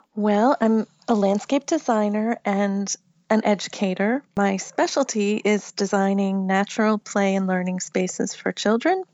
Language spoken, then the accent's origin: English; Massachusetts, United States; now in Virginia, United States; I live in Virginia now, but I grew up in Massachusetts